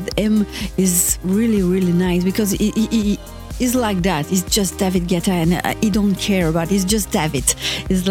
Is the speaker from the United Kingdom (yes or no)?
no; Belgium; also born or lived in Brussels; I'm from Belgium, I live in Brussels